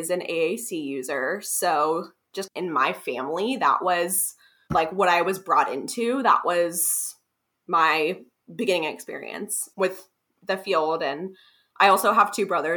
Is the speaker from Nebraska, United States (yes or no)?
no; Columbus, Ohio, United States; also born or lived in Kentucky; now in Cincinnati, United States; I grew up in Columbus, and then I went to the University of Kentucky for my undergrad